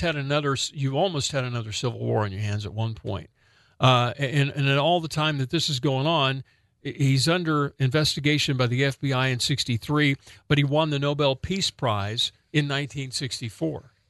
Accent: Northwest Oklahoma, United States; a little white boy growing up in Northwest Oklahoma

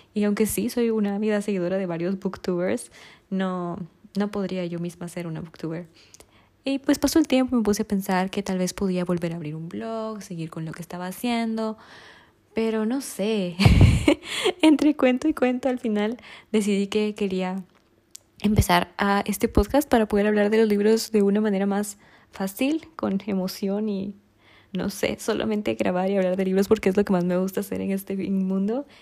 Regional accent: Guatemala; soy de Guatemala

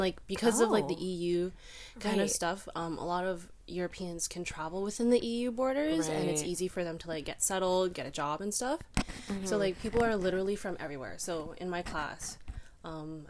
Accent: Vancouver, British Columbia, Canada; I was born in Vancouver, Canada.

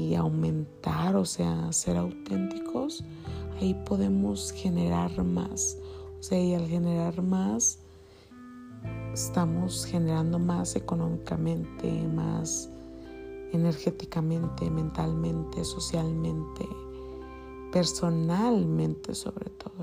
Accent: Mexico; como mexicanos

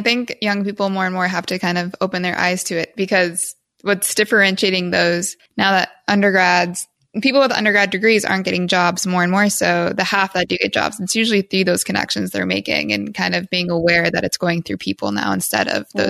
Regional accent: Midwest, United States; we're both from the Midwest.

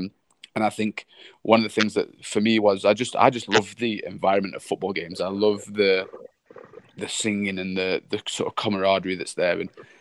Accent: Sheffield, Yorkshire and the Humber, United Kingdom; moved away as an adult; also born or lived in Niterói, Brazil; now in South Africa; I grew up in Yorkshire. I was obviously born there and first life in Yorkshire.

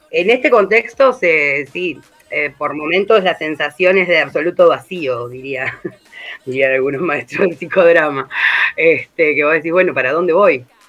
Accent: Rosario, Santa Fe, Argentina; moved away as an adult; now in Merlo, Argentina; yo no soy oriunda de acá, soy de Rosario

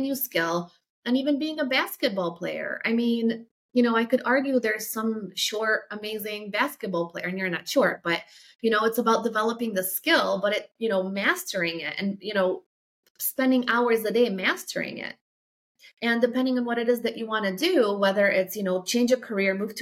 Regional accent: Poland; moved away; if you're from like a small city, like I am, where I grew up in Poland

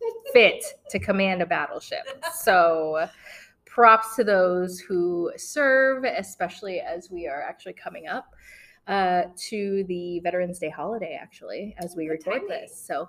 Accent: Italy; also born or lived in Philippines; So mine was, I was born in the Philippines. I'm an American national. And I spent my formative years in Italy.

